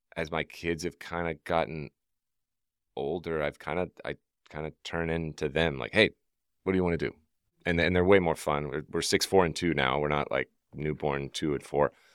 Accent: Deep South, United States; I grew up in the Deep South

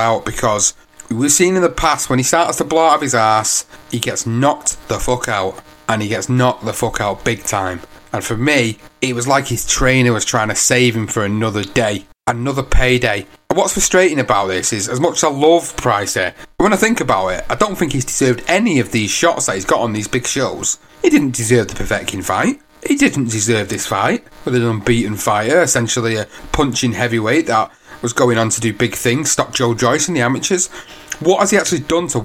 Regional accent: United Kingdom; as British fans

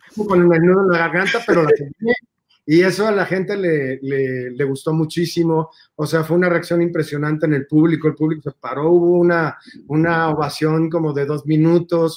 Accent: Mexico; así somos los mexicanos

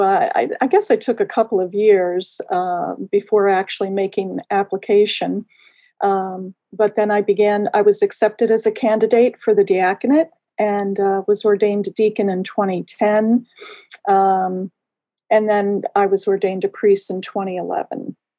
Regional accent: Baltimore, Maryland, United States; also born or lived in Chicago, Illinois / Forest Hill, Harford County, Maryland; I'm born and raised in Baltimore, Maryland, grew up in Baltimore City and also in Chicago.

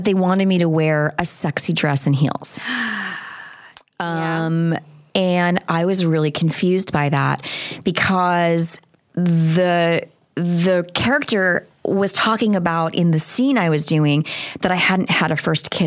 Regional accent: Long Island, New York, United States; I was born on Long Island

